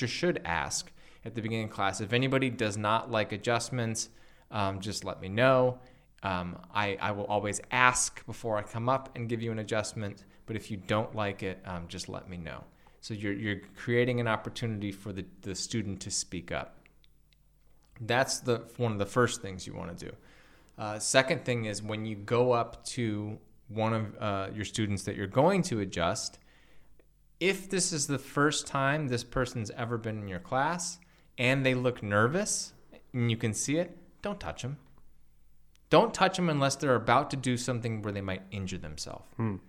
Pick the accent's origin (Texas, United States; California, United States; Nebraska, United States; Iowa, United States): California, United States; Los Angeles; now in Bali, Indonesia; I came from Los Angeles and now I live in Bali